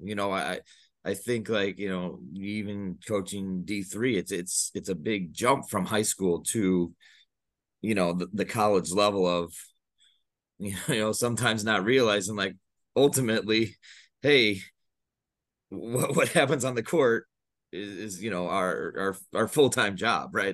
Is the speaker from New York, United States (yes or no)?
no; Chicago, Illinois, United States; I'm from the Chicago suburbs.